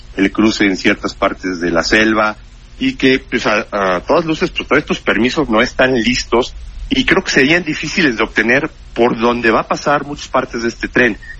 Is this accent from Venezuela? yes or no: no; Mexico; somos los mexicanos